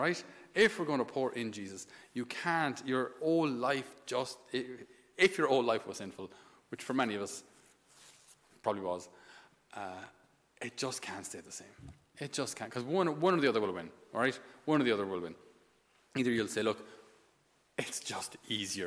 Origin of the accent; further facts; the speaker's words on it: Thurles, Munster, Ireland; I'd come home from the seminary to Thurles, my hometown